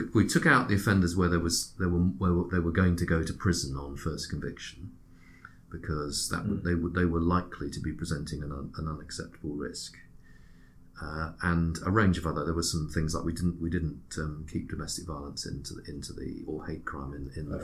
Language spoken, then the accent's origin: English; Switzerland; now in United Kingdom; my first nationality is Swiss.